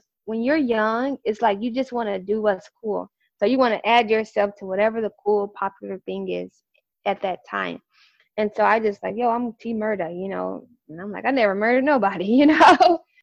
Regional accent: St. Louis, Missouri, United States; moved away as an adult; also born or lived in Chicago; I'm originally from St. Louis, Missouri. So I'm like a small Midwester from St. Louis, Missouri

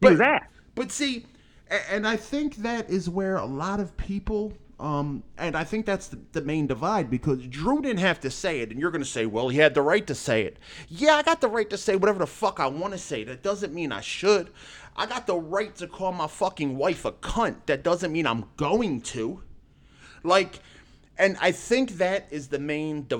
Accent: Philadelphia, Pennsylvania, United States; I'm from Philly. I speak aggressively

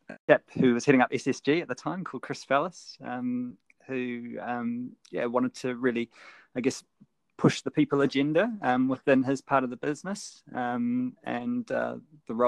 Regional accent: New Zealand; moved away as an adult; growing up in New Zealand

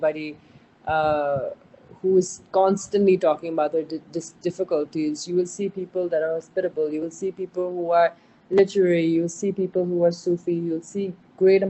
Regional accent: Sindh, Pakistan; also born or lived in Diplo; we're from Sindh, you know, we're you know, like you say in Sindhi, asa Sindhi

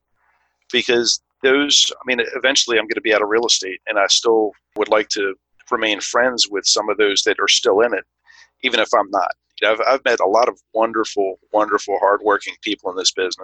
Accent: Baltimore, Maryland, United States; I grew up in Baltimore, in the Baltimore area, so I'm very familiar with the city

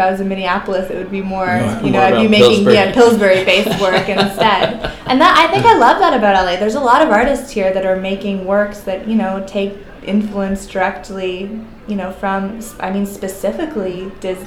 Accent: Canada; now in United States; I'm Canadian

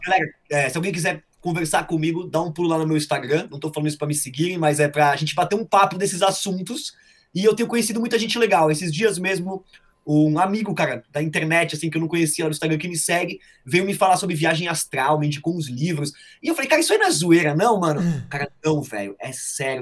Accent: São Paulo, Brazil; now in Carapicuíba, Brazil; Eu sou cidadão santamarense, cara, eu não posso trair aí eu vim pra Carapicuíba aqui, mas, cara, eu sou de Santo Amaro

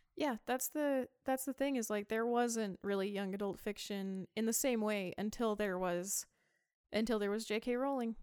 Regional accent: near Price, Utah, United States; close to my hometown, there was C E U, which is now U S U

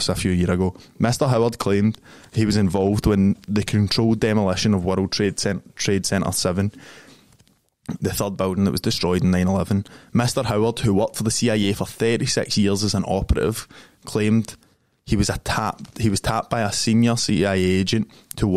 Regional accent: Glasgow, Scotland, United Kingdom; I grew up in Springburn

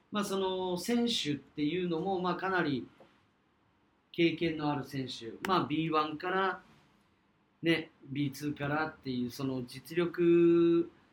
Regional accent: Kyushu, Fukuoka, Japan; 我々と同じこう、九州、福岡出身

